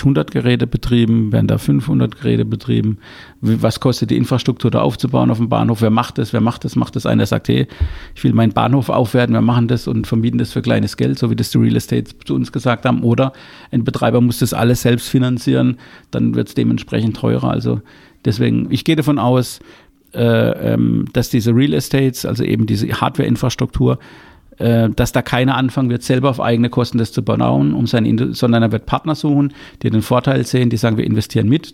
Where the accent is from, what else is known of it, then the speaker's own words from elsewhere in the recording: Baden-Württemberg, Germany; ich bin ja Badener